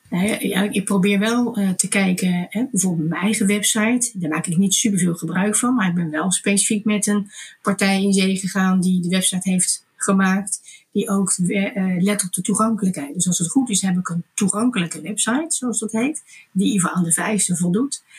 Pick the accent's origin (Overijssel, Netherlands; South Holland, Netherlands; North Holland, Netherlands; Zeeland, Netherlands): South Holland, Netherlands; Delft; Ik kom uit een, een ondernemersgezin. We hadden groentewinkels in Delft.